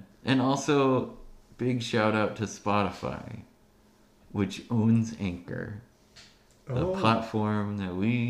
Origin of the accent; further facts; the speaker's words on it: Oregon, United States; We're from Oregon.